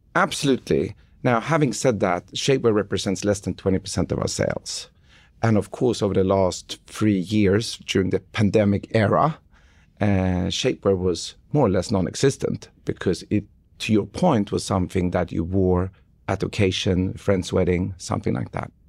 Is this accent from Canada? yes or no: no; Stockholm, Stockholm County, Sweden; moved away; Sweden, where I grew up in Stockholm in, in the early 90s